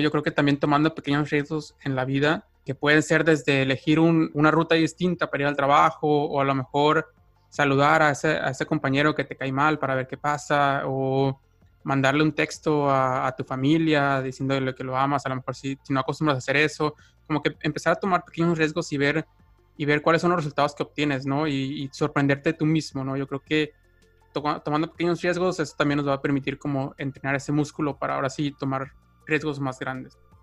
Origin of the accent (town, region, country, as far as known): Mexico; moved away as an adult; now in United States